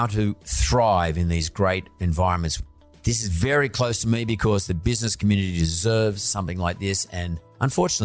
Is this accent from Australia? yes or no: yes; Sydney, New South Wales, Australia; I grew up in Lakemba.